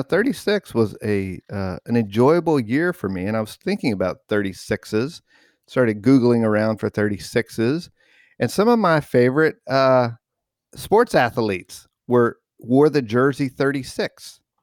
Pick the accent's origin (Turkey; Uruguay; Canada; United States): United States; New Mexico; growing up in New Mexico